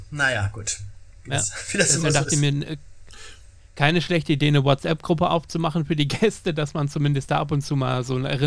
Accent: Lower Saxony, Germany; born there; Ich bin ja Ostfriese gebürtig, gebürtig komme ja gar nicht aus Ostbayern, bin erst vor sechs Jahren hergezogen.

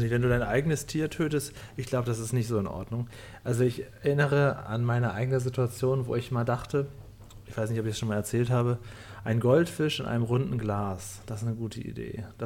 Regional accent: Lower Saxony, Germany; Ich komme echt vom Dorf aus dem Cuxhavener

